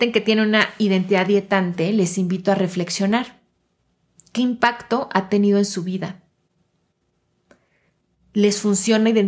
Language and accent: Spanish; Mexico; que parte de mi identidad sea, por ejemplo, mi nacionalidad y que yo me autodefina como yo soy mexicana.